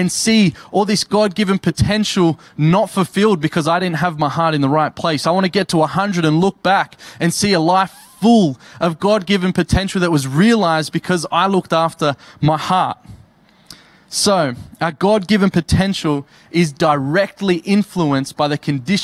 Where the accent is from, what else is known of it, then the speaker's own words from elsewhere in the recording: Campbelltown, New South Wales, Australia; now in Tamworth, Australia; I'm from Campbelltown